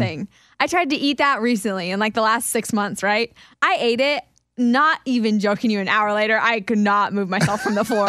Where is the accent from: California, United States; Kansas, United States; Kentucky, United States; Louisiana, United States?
Kansas, United States; I'm from Kansas, we eat cinnamon rolls with chili